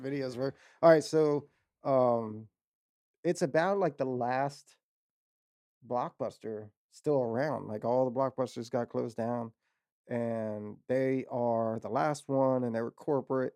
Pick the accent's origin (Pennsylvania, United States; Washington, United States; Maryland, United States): Maryland, United States; Waldorf; I'm from Waldorf